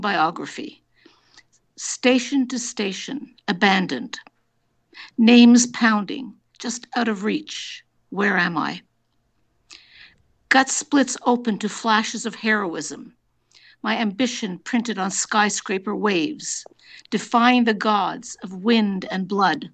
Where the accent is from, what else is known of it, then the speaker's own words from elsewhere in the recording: Montreal, Quebec, Canada; now in Toronto, Canada; I grew up in Montreal, but I've been living in Toronto for an awfully long time